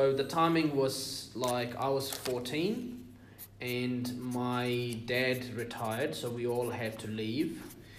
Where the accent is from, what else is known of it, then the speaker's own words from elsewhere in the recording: United Arab Emirates; So I'm from the UAE, which is United Arab Emirates. My parents immigrated from Iran to the UAE in the 60s. I was born and raised there.